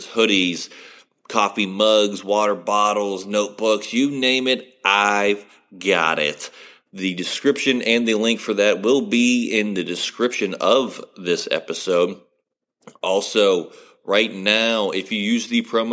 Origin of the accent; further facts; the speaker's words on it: West Virginia, United States; somebody who was born and raised in West Virginia